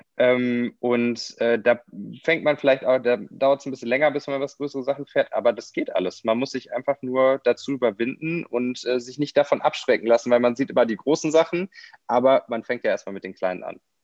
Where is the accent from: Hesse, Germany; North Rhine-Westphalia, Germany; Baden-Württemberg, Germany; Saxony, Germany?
North Rhine-Westphalia, Germany; Kaarst; ich bin in Karst aufgewachsen